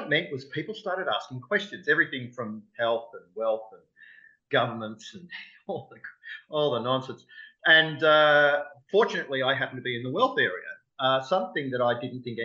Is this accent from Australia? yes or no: yes; Melbourne, Victoria, Australia; Melbourne, which is my hometown